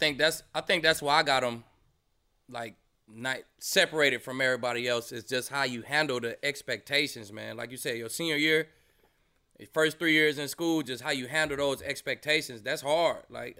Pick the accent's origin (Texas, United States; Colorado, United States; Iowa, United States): Texas, United States; I'm from Texas. So I know I'm from Texas. I'm from Texas.